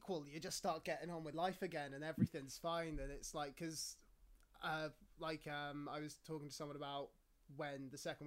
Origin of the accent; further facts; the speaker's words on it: England, United Kingdom; I'm English.